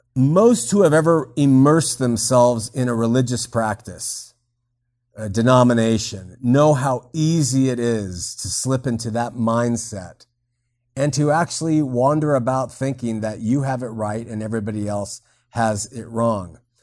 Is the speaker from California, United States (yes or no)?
yes; Southern California, United States; I grew up in Southern California as a waspy SoCal kid